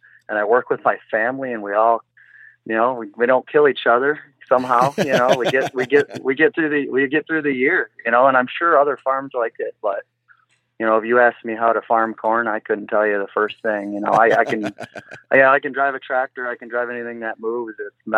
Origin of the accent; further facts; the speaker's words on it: Grand Haven, Michigan, United States; I am from Grand Haven, Michigan.